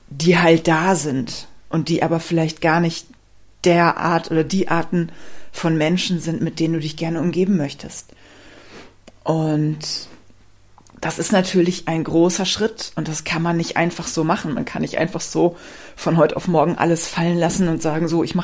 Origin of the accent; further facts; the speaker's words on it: Rhineland, Germany; Ich komme ja ursprünglich aus dem Rheinland. Vielleicht weißt du das. Wenn nicht, weißt du es jetzt. Und ich habe mich im Rheinland ehrlich gesagt nie zu Hause gefühlt.